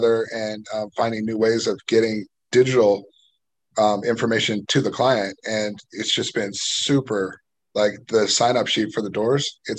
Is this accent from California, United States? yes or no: yes; Livermore, California, United States; I'm from Livermore. So that's where my hometown is. So like, that's where I live